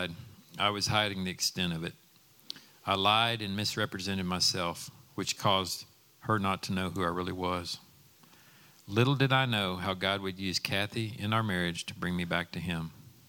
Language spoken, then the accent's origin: English; Dallas, Texas, United States; I grew up in Dallas in a home where we knew that we were loved